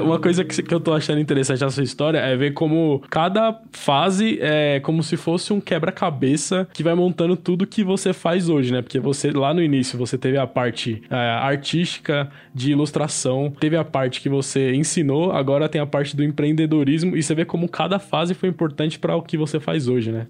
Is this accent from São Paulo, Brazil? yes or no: yes; São Paulo, Brazil; Eu sou, eu sou aqui de São Paulo mesmo